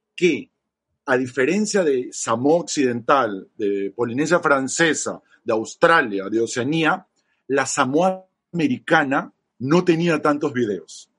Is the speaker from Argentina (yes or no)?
no; Peru; also born or lived in Chile; De viaje como peruano